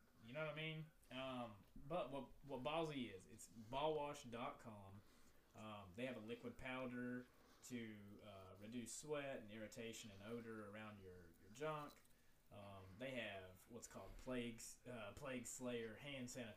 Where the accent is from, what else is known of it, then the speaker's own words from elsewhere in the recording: Virginia, United States; I was raised in Virginia